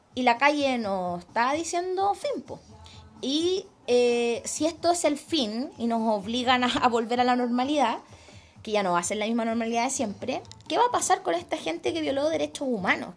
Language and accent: Spanish; Chile; como chilena promedio